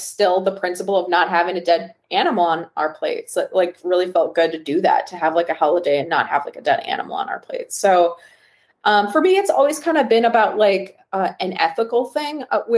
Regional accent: Wisconsin, United States; born or raised there

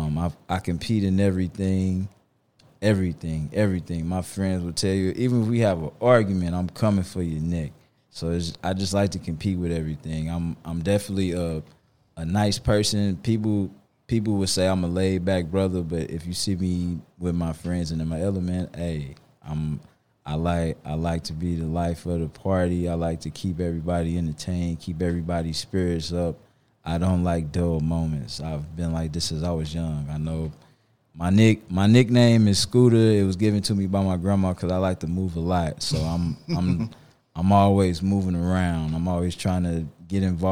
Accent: St. Louis, Missouri, United States; growing up in St. Louis in high school

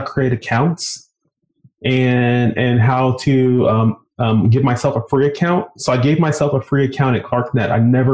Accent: right outside of Baltimore City, Maryland, United States; also born or lived in Indiana; I grew up right outside of Baltimore City

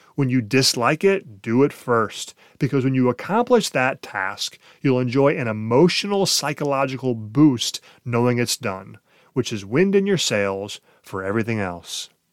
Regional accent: Ohio, United States; also born or lived in Columbus, Ohio; my small Ohio hometown

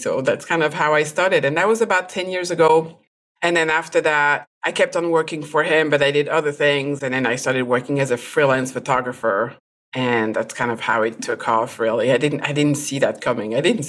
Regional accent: France; English is a second language; now in United States; I am a food and product photographer. I am originally from France, but I moved a lot. But currently I am in the US, in Virginia, close to Washington, D.C.

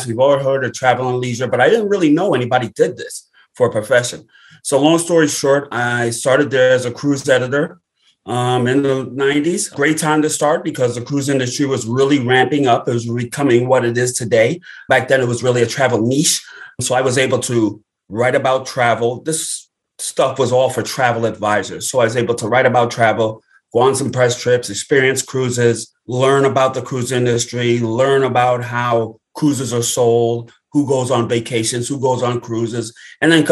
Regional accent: Brooklyn, New York, United States; Born and raised in Brooklyn, New York, where I live today.

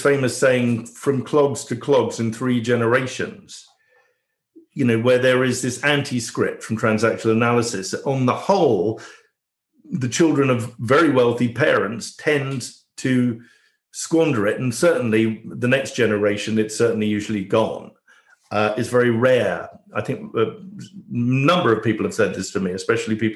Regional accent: England, United Kingdom; I was born in England, but my parents came from Canada. I was very much a first generation person here.

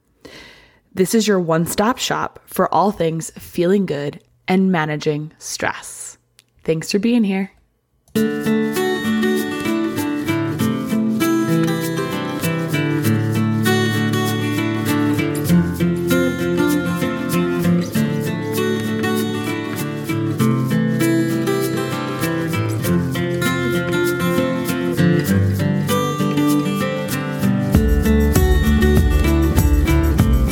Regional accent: Lee, Massachusetts, United States; I'm opening a local yoga studio in my hometown of Lee, Massachusetts in January 2024.

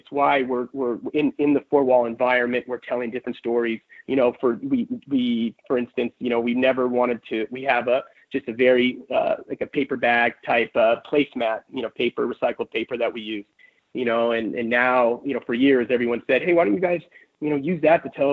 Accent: San Diego, California, United States; moved away; also born or lived in Berkeley, California; I'm from San Diego, California. I was educated in the Bay Area at Berkeley

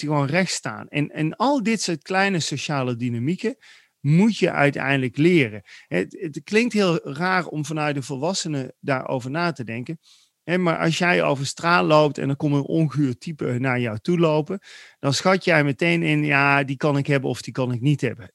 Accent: Netherlands; wij zijn een beetje opgegroeid als Nederlanders

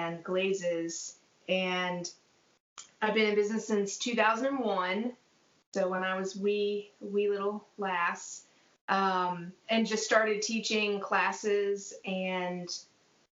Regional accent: Durham, North Carolina, United States; I grew up in Durham, North Carolina

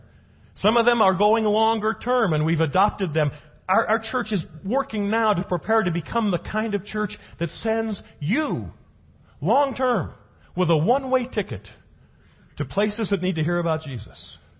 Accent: Los Angeles, California, United States; now in Prescott, United States; I come from Los Angeles. Okay. Cultural melting pot.

